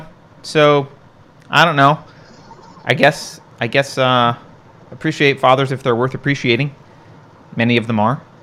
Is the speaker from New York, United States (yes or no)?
yes; New York, United States; I grew up in New York